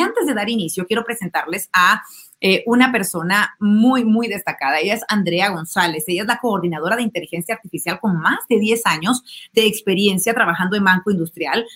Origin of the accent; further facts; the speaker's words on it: Guatemala; los guatemaltecos